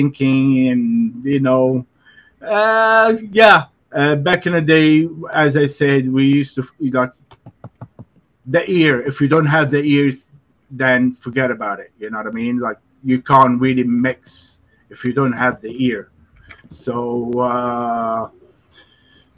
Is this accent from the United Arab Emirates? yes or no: yes; Dubai, United Arab Emirates; I grew up in Dubai